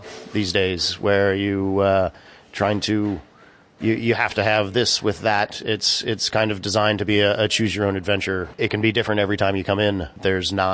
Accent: Shenandoah Valley, Virginia, United States; also born or lived in New York City; now in Sullivan County, United States; my hometown in Virginia, in the Shenandoah Valley

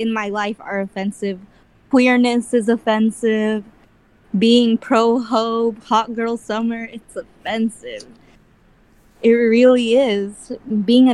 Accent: Bakersfield, California, United States; accent: Filipino; the community of conservative Bakersfield

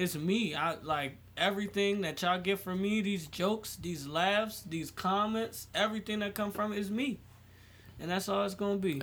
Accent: United States; I was fucking born here

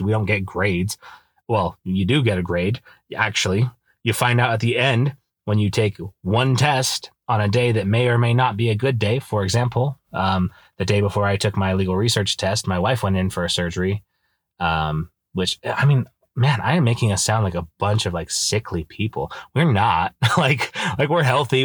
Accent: Idaho, United States; moved away as an adult; now in Utah, United States; I grew up in Idaho

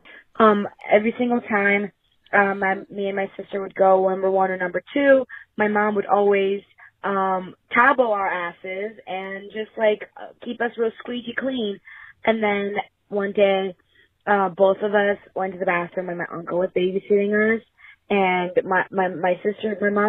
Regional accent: Georgia; I'm not Filipino. I'm actually Georgian. It's a country, it's a ex-Soviet country in Europe next to Turkey.

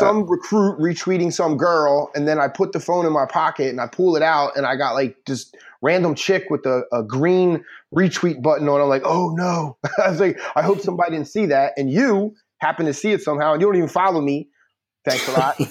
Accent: Philadelphia, Pennsylvania, United States; also born or lived in Delaware; I was growing up in Philly and Delaware

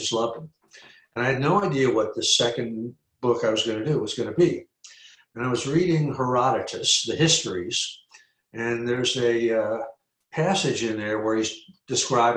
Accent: New York City, New York, United States; also born or lived in Trinidad; now in Los Angeles, United States; I'm from New York. You know, I was actually born in Trinidad in the West Indies, but my family came home to New York when I was 3 months old, and I grew up there entirely, you know, in the around New York City, in the suburbs and in the city.

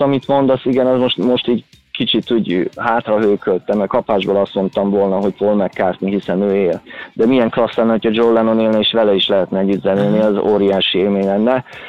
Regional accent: Kaposvár, Somogy, Hungary; én Kaposvári vagyok

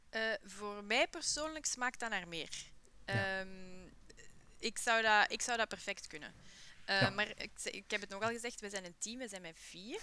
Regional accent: Buken, Flanders, Belgium; opgegroeid in Buke City

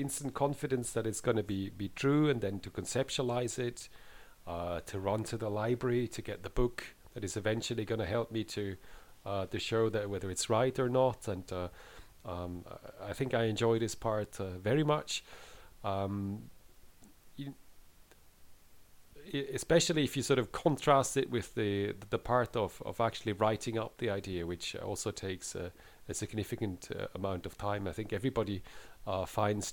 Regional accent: Basel, Basel-Stadt, Switzerland; moved away as an adult; also born or lived in Lausanne, Switzerland; now in Edinburgh, United Kingdom; I grew up in Switzerland, in Basel

